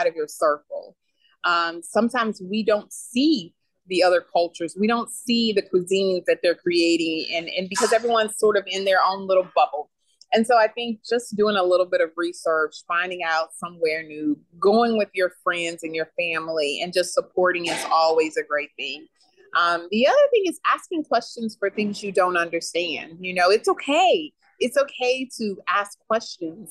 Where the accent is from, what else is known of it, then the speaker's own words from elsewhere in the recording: Beaumont, Texas, United States; also born or lived in Houston, Texas; now in Dallas, United States; I was raised and born in Beaumont